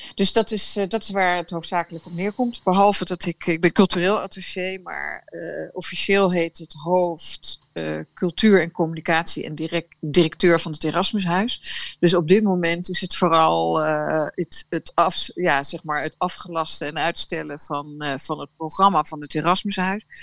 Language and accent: Dutch; Netherlands; als Nederlander